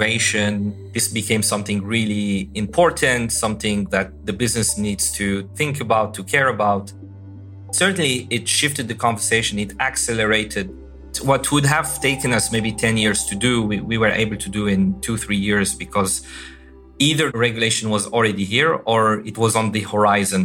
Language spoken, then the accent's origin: English; Algeria; moved away; also born or lived in Europe; I was born and raised in Algeria